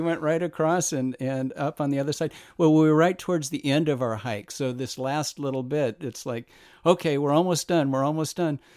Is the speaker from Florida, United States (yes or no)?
no; Whittier, California, United States; also born or lived in Los Angeles; I was born in Los Angeles and grew up in Whittier, prettier Whittier